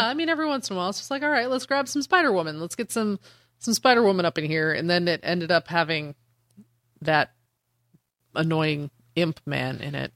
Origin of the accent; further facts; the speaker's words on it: Denver, Colorado, United States; I'm from Denver.